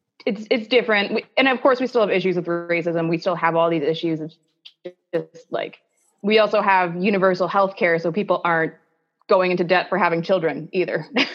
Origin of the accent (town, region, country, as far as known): Ontario, Canada